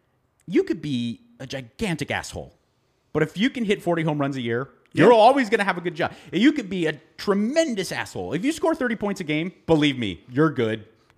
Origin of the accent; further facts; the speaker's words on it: Los Angeles, California, United States; as someone who's born and raised in Los Angeles